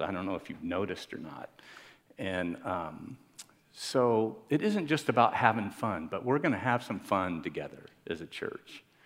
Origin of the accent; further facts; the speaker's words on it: Miami, Florida, United States; I'm from Miami.